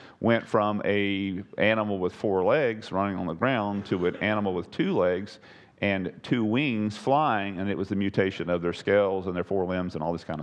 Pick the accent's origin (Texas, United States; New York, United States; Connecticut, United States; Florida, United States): Texas, United States; I'm a whitetail hunter. I'm from Texas.